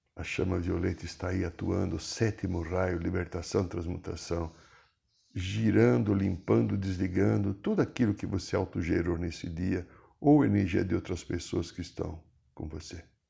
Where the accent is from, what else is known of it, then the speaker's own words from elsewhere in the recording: Brazil; sou brasileiro